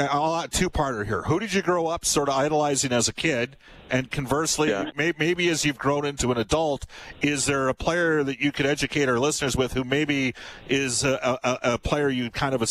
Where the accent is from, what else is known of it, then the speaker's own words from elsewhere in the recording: Edmonton, Alberta, Canada; I grew up with him in Edmonton here.